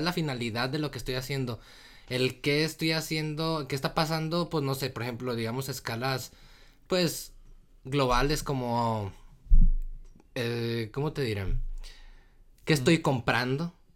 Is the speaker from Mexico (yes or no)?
yes; Torreón, Coahuila, Mexico; yo soy de, de Torreón, del norte, de Torreón, Coahuila, México